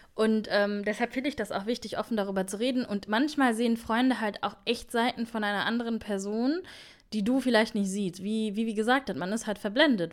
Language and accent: German; Germany; wir sind in Deutschland aufgewachsen